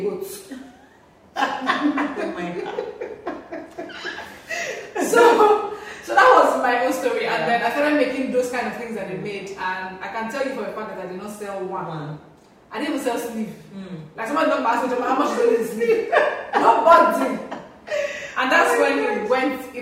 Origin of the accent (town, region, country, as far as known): Nigeria; also born or lived in Ghana